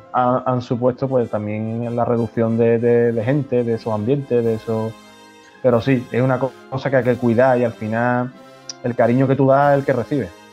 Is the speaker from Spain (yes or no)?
yes; Chiclana de la Frontera, Andalusia, Spain; mi pueblo de Chicana